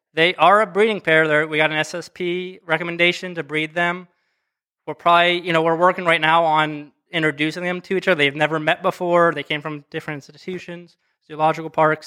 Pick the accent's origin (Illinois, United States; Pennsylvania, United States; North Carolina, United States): Pennsylvania, United States; western; moved away as an adult; now in Akron, United States; I'm from Pennsylvania, small ti-, town, western Pennsylvania